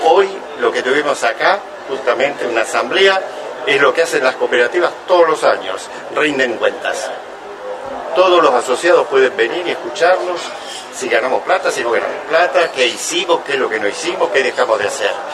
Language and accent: Spanish; Rauch, Buenos Aires Province, Argentina; la cooperativa de mi pueblo de Rauch, somos 11.000 habitantes